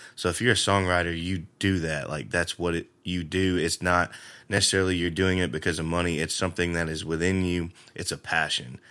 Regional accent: Jackson, Tennessee, United States; moved away as an adult; also born or lived in Lexington, Tennessee; now in Nashville, United States; I grew up in Jackson, spent most of my life there

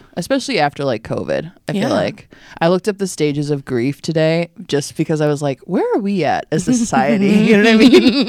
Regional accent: Chicago, Illinois, United States; Chicago, born and raised. I'm from the Chicagoland area, born and raised.

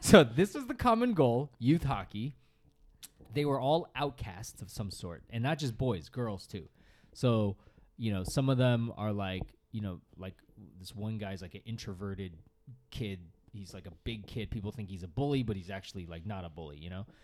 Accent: Northeast, United States; I grew up in the Northeast where everyone played hockey

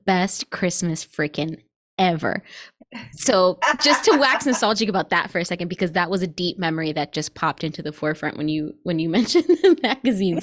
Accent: New York, United States; when I was growing up in New York

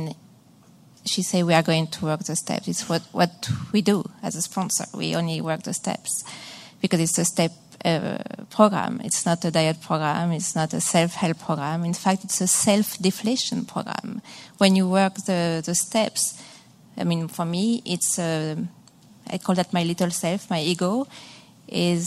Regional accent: Massachusetts, United States; I'm from Massachusetts

